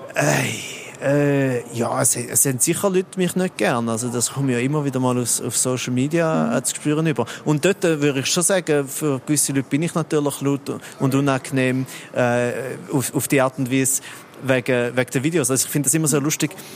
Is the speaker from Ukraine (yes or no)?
no; Switzerland; ich bin nur ein Viertel Schweizer, so, weil ich bin noch ein halb Italiener und ein Viertel Österreicher